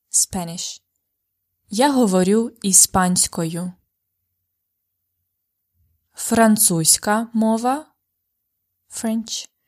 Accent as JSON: {"language": "Ukrainian", "country": "Ukraine", "said": "А моя рідна мова українська."}